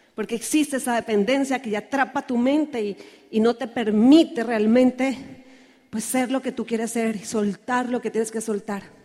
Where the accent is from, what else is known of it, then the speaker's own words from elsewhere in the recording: Santander, Colombia; en mi tierra dice que los santanderianos somos los bravos del país